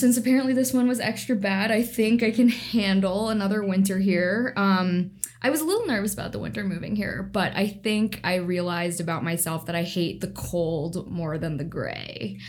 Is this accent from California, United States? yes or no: no; Northern Virginia, United States; moved away as an adult; also born or lived in Washington, D.C. / Charlottesville, Virginia; now in Seattle, United States; I moved here from Washington, D.C., and I'm originally from Northern Virginia in the suburbs of D.C., about 30 minutes outside.